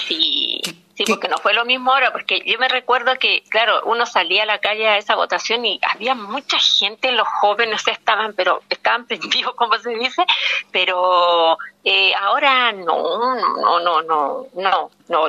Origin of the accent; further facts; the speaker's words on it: Antofagasta, Chile; yo soy de acá de Antofagasta